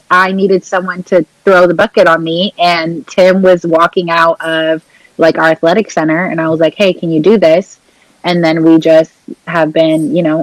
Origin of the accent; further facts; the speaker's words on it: Portland, United States; I'm from Portland